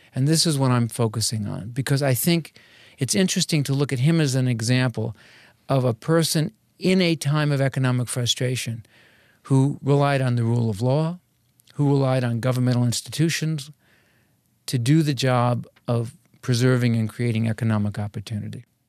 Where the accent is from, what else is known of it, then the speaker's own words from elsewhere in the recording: Norwood, Massachusetts, United States; moved away; I grew up in New England. I, uh, was in a little town called Norwood, Massachusetts